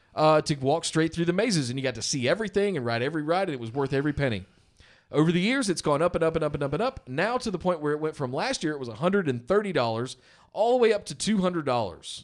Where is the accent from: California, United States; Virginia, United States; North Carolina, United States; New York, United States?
North Carolina, United States; Charlotte; now in Los Angeles, United States; I'm from Charlotte originally